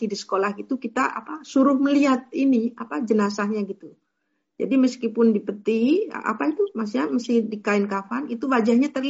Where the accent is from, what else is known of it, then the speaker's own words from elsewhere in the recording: Yogyakarta, Special Region of Yogyakarta, Indonesia; now in Netherlands; kalau yang wajahnya terlihat itu saya waktu kecil itu di Indonesia di Jogja